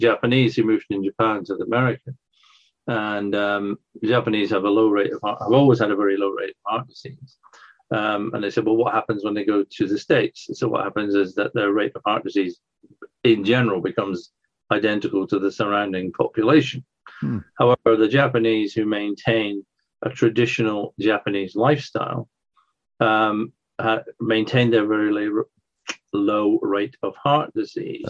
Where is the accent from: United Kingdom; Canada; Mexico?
United Kingdom; Scotland; now in England; I grew up in Scotland